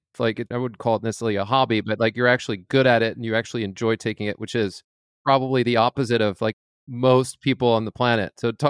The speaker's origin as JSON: {"language": "English", "region": "Scotland", "country": "United Kingdom", "tie": "born or raised there", "also_born_or_lived": "France", "moved": "yes", "lives_now": "United States", "said": "I was born in France. My father's French speaking. And so I learned English growing up in Scotland at a very young age."}